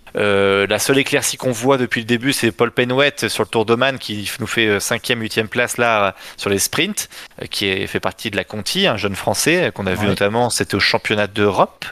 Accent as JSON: {"language": "French", "country": "France", "said": "je suis français"}